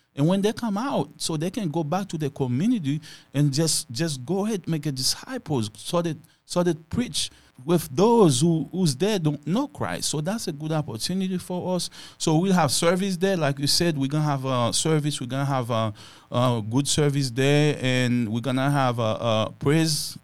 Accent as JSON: {"language": "English", "country": "Haiti", "tie": "born or raised there", "moved": "yes", "said": "I was born in Haiti and raised on Haiti"}